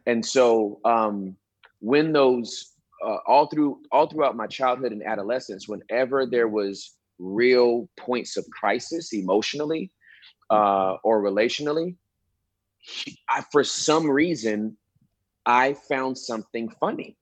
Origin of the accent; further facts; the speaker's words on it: Inglewood, California, United States; now in Texas, United States; I'm originally from Southern California, Inglewood, and uh, I moved to Texas in 1997